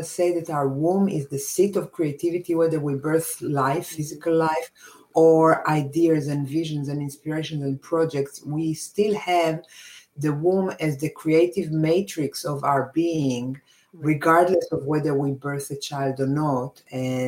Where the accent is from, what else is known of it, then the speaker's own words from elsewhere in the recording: Israel; moved away as an adult; I come from Israel. This is my country of origin.